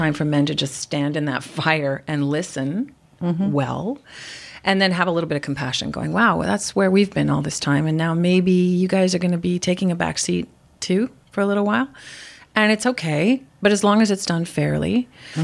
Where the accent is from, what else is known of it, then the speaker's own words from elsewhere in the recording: Montreal, Quebec, Canada; I'm from Montreal, I'm Irish, I'm French Canadian, we're loud